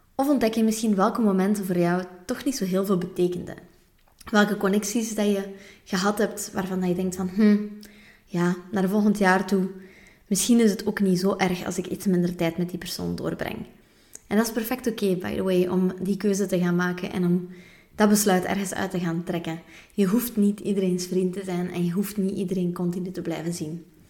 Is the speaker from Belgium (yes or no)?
yes; West Flanders, Belgium; now in Antwerp, Belgium; als West-Vlaming